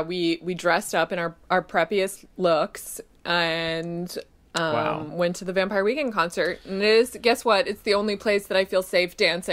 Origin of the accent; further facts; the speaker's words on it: a suburb of Boston, Massachusetts, United States; I grew up in a suburb of Boston, which again is, you know, maybe the straightest of suburbs.